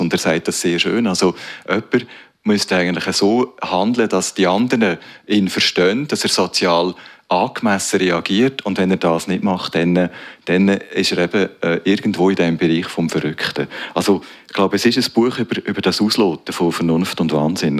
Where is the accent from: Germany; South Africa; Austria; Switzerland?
Switzerland; Zofingen District, Aargau; also born or lived in Strengelbach / Aarau; wir sind im Bezirk Zofingen aufgewachsen